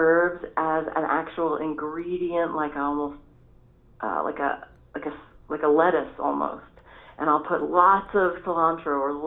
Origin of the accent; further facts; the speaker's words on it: New York City, New York, United States; I grew up in New York City and I grew up tasting flavors from all different communities